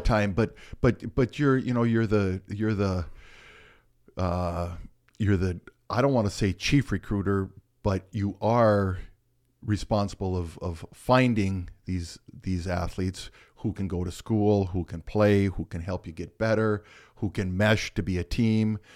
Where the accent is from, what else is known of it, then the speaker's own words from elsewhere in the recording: Michigan, United States; I grew up in Michigan, so with that being said, there's not a lot to do in a, in a town of four hundred.